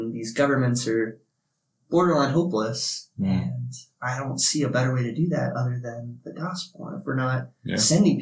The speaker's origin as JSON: {"language": "English", "region": "Ohio", "country": "United States", "tie": "born or raised there", "also_born_or_lived": "New Jersey / Japan / Virginia", "moved": "as an adult", "said": "I was born in New Jersey, but I was in the Air Force. And so we moved to Japan real early. I was 2, landed in Japan, was there until I was 4 when we moved back to Ohio. And I spent majority of my young years till 18 in Ohio and then moved to Virginia"}